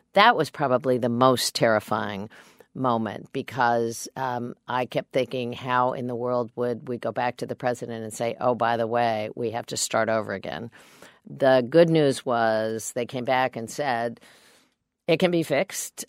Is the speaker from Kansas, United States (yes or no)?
yes; Kansas, United States; I'm a Democrat from Kansas